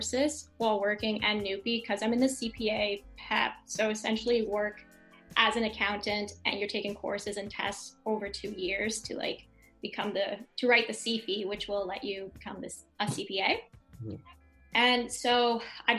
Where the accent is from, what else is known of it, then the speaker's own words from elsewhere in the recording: St. Stephen, New Brunswick, Canada; there's not any app developers, I think, in our hometown